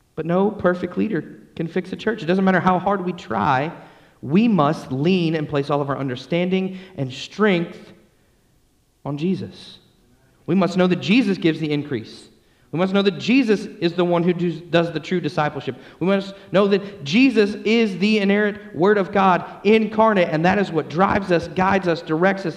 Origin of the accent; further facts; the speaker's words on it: Atlanta, Georgia, United States; I grew up in Atlanta, Georgia